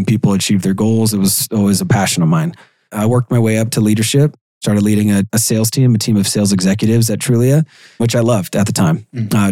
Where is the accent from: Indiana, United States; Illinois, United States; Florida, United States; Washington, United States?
Washington, United States; Seattle; Born and raised in Seattle, Washington. Probably about 30 minutes from where I live now